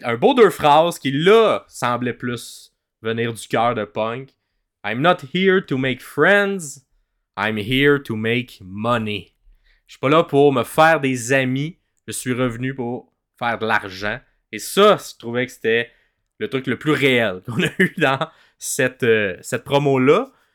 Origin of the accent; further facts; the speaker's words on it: Montreal, Quebec, Canada; on est francophone, on vient de Montréal, euh, puis de la région, de la province du Québec.